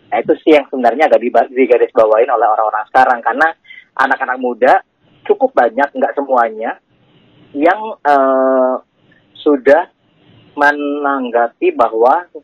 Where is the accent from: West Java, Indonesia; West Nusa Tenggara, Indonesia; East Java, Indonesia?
East Java, Indonesia; Malang; pertama kali mungkin pada saat SMP atau SMA awal ya itu ada di anak kampung aku di Malang ya okay. Nah, di Malang uh, ada Karang Taruna